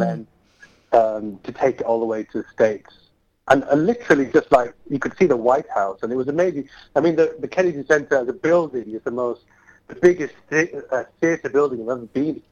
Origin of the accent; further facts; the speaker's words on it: Bradford, Yorkshire and the Humber, United Kingdom; I want to bring it to my hometown